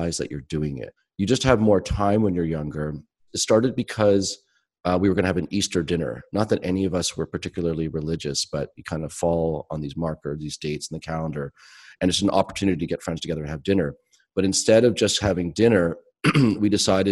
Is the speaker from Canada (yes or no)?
yes; Toronto, Ontario, Canada; also born or lived in Halifax; I'd moved back to from Halifax to Toronto, my hometown.